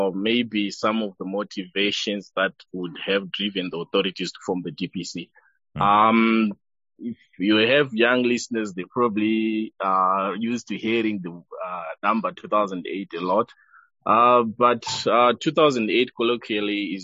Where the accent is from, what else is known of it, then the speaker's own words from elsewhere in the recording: Nyanga, Manicaland, Zimbabwe; I grew up in Yanga. The temperatures there are sub-zero